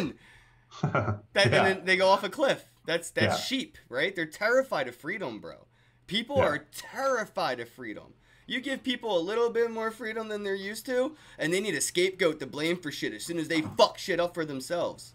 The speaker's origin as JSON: {"language": "English", "country": "United States", "said": "as an American"}